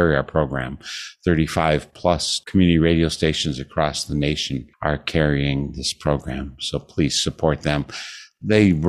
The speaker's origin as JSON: {"language": "English", "region": "Wisconsin", "country": "United States", "tie": "born or raised there", "said": "having lived in Wisconsin almost all my life"}